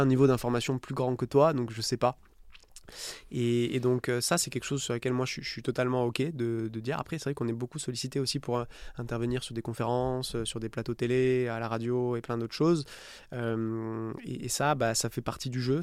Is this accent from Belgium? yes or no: no; Istres, Provence-Alpes-Côte d'Azur, France; moved away as an adult; also born or lived in Nice / Dublin / New York; j'ai grandi à, à, côté de Marseille, à Istres